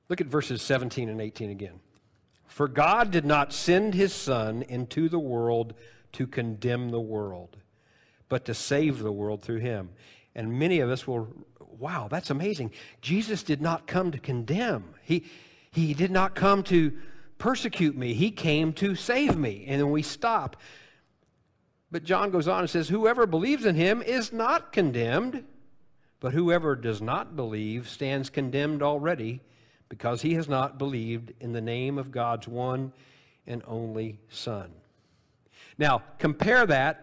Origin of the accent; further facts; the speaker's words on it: Illinois, United States; because I'm from Illinois